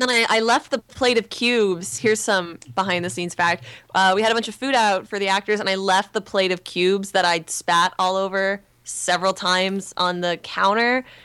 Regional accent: Stratford, Ontario, Canada; moved away as an adult; now in Los Angeles, United States; I'm in Los Angeles and in the United States 'cause I'm Canadian

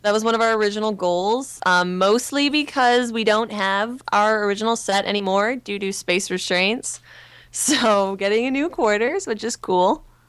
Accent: Stratford, Ontario, Canada; moved away as an adult; now in Los Angeles, United States; I'm in Los Angeles and in the United States 'cause I'm Canadian

